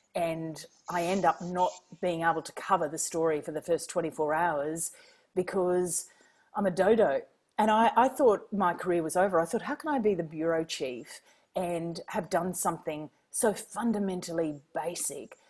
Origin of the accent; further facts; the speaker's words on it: Queensland, Australia; moved away; also born or lived in Washington, D.C.; I'm a Queenslander